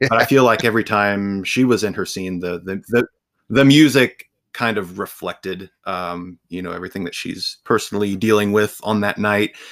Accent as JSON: {"language": "English", "region": "Ohio", "country": "United States", "said": "I'm from Ohio, so I am surrounded by cornfields all the time"}